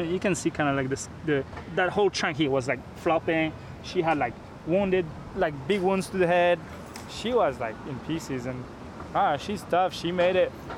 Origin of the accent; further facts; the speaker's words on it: France; moved away as an adult; now in Hawaii, United States; I was born in Hawaii, but I grew up in France